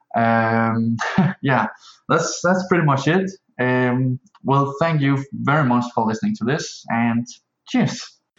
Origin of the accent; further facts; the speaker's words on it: Denmark; I'm from Denmark.